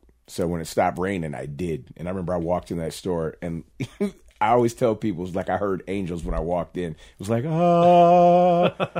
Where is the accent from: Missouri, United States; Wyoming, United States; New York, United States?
Wyoming, United States; Casper; born there; And I was born in Casper, so, you know, even though I wasn't raised here, so I've been back and forth my whole life.